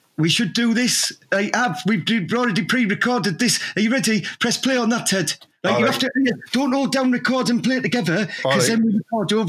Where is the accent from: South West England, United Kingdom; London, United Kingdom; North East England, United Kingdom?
North East England, United Kingdom; Teesside; Well, I am from Teesside, aren't I? We are Teesside. We are proud.